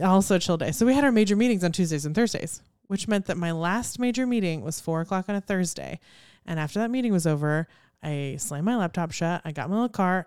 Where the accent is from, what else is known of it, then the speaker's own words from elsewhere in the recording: Houston, Texas, United States; growing up in Houston